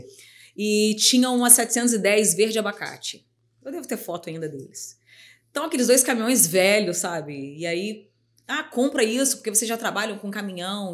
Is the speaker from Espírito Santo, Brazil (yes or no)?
yes; Timbuí, Espírito Santo, Brazil; sou capixaba, assim, e falo com muito orgulho, né? Porque eu venho de um lugar, assim, chamado Timuí, que as pessoas falam, gente, mas você se refere a Timbuí? Me refiro, que é onde eu fui criada